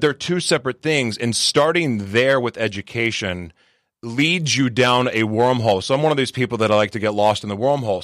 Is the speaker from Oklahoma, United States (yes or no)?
yes; Oklahoma City, Oklahoma, United States; now in San Diego, United States; I'm originally from Oklahoma City, Oklahoma